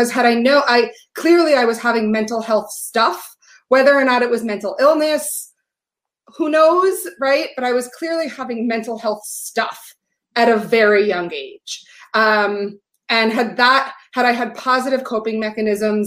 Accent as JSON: {"language": "English", "town": "New York City", "region": "New York", "country": "United States", "tie": "born or raised there", "said": "I grew up in New York City"}